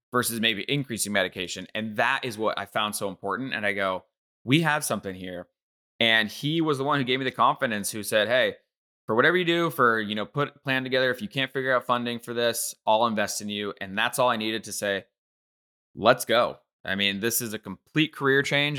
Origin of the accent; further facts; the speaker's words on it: Bay Area, California, United States; I grew up in the Bay Area